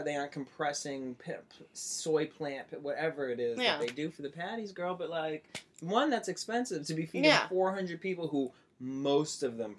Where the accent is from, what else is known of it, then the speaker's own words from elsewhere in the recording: Cape Cod, Massachusetts, United States; Cape Cod.